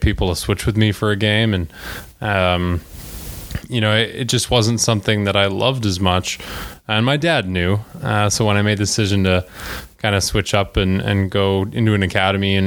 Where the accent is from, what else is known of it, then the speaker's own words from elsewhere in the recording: Calgary, Alberta, Canada; moved away; I'm from Calgary, Alberta, Canada.